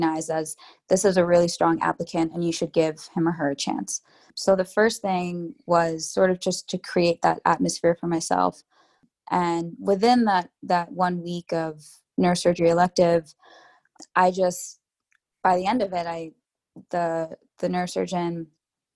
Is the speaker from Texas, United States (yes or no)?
no; New York, United States; I'm a New Yorker through and through. And part of the reason I've stayed in New York my whole life